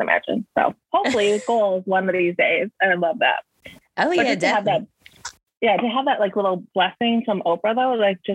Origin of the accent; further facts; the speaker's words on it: Michigan, United States; also born or lived in Wisconsin / Grand Rapids, Michigan; I am from Michigan. Right now I'm in Grand Rapids, so it's like on the west side.